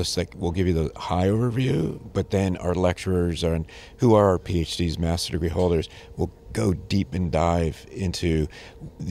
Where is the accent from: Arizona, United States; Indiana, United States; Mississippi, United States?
Arizona, United States; Sonoran Desert; And I'm from the Sonoran Desert in Arizona.